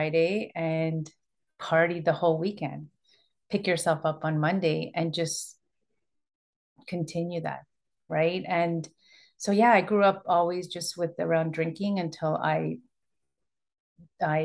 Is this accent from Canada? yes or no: yes; Toronto, Ontario, Canada; I was born and raised in Toronto, and my parents immigrated from Ecuador in 74